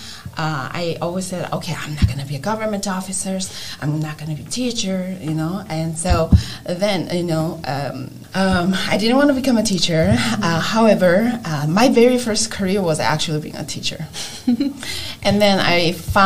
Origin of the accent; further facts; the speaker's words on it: South Korea; English is a second language; moved away as an adult; now in United States; I grew up in Korea, so I had to go through the education system in Korea